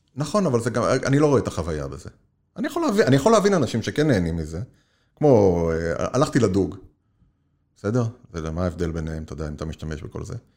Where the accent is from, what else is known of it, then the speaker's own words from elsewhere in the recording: Israel; moved away as an adult; now in United States; אנחנו כישראלים מכירים את ארה"ב, ואני גם מדבר על עצמי לפני המעבר